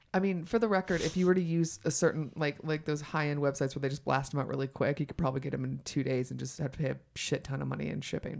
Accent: the South, United States; moved away; also born or lived in New York; I'm from the South

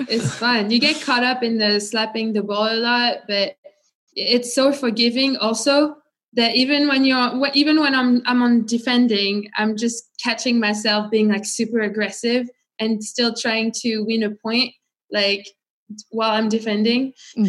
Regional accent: France; also born or lived in California, United States; I started tennis. I was 5 years old. I'm from France

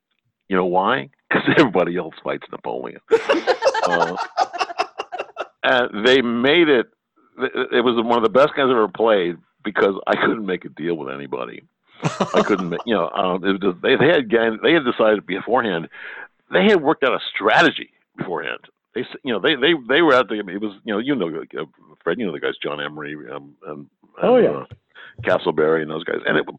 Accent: Ireland; and from my side, being Irish, a blessing upon you all.

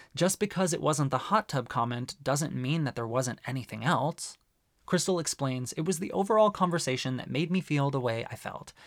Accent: Arizona, United States; growing up in Arizona

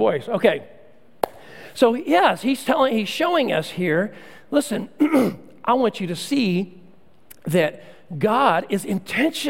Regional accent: Central Texas, United States; When I was a kid growing up in Central Texas

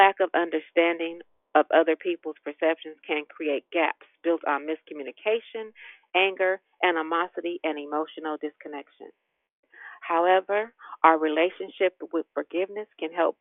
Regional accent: Richmond, Virginia, United States; I'm from Richmond

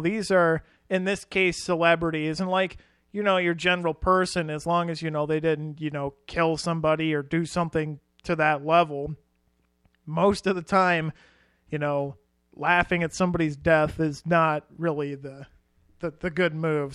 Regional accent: Iowa, United States; as a couple of Iowa boys ourselves

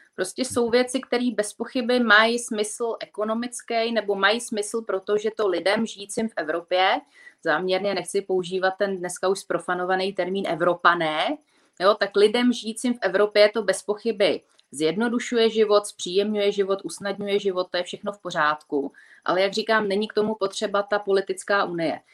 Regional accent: Czechia; my Češi

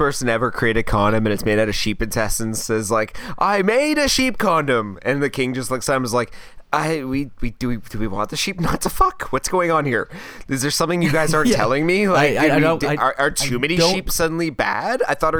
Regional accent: United States; I'm American.

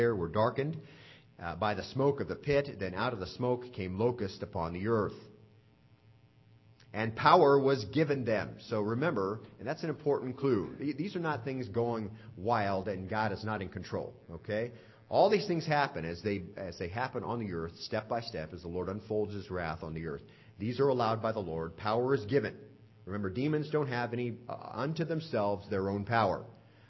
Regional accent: Southwest, United States; now in Lynchburg, United States; I grew up out in the Southwest

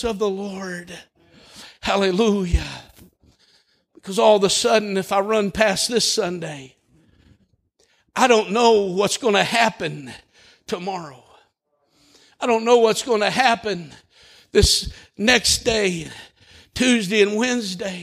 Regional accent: Holdenville, Oklahoma, United States; I grew up in Holdenville

